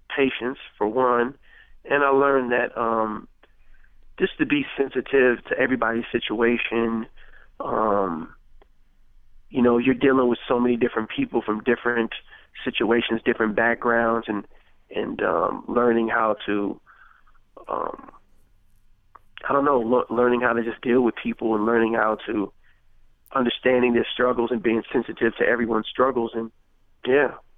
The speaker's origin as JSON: {"language": "English", "town": "Richmond", "region": "California", "country": "United States", "tie": "born or raised there", "said": "Growing up in Crescent Park"}